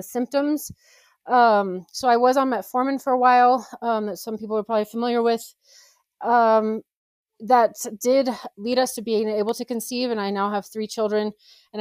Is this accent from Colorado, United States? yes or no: yes; Colorado Springs, Colorado, United States; I am from Colorado, Colorado Springs